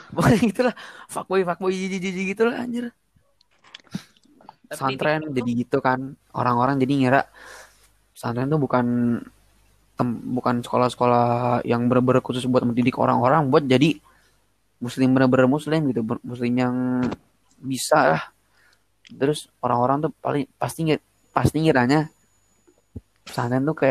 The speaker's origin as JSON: {"language": "Indonesian", "country": "Indonesia", "said": "Eh, itu juga orang Indo ya. Kita juga orang Indo."}